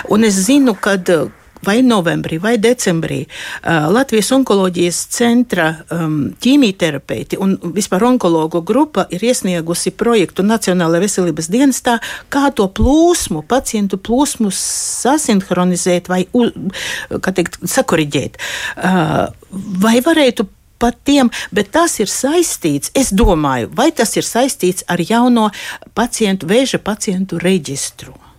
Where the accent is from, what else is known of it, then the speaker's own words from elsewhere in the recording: Aglona, Latgale, Latvia; es pati esmu dzimusi Aglonā